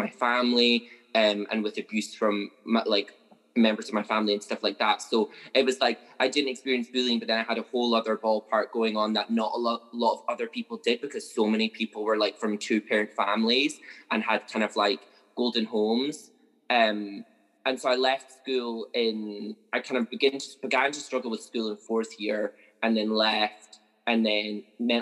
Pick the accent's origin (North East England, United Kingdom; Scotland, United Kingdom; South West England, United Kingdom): Scotland, United Kingdom; Carnoustie; also born or lived in Livingston / Auchendinny; now in Dundee, United Kingdom; we moved to Carnoustie, which is maybe like 45 minutes by car outside of Dundee